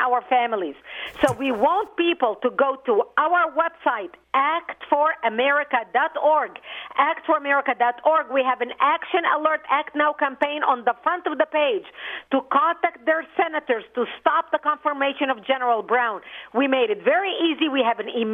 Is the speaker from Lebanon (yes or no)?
yes; Lebanon; now in United States; I immigrated from Lebanon.